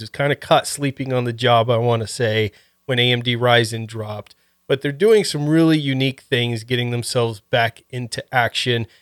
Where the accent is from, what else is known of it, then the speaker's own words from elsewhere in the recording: Ohio, United States; moved away; I was originally from Ohio